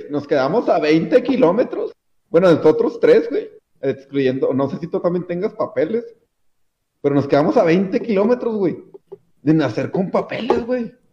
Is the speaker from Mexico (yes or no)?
yes; Ciudad Juárez, Chihuahua, Mexico